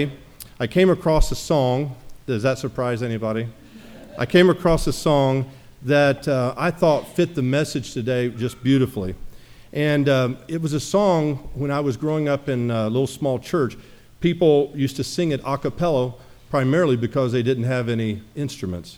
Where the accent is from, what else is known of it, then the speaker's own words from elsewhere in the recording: Jamestown, Tennessee, United States; moved away; I visited my hometown, little hometown in Jamestown, Tennessee.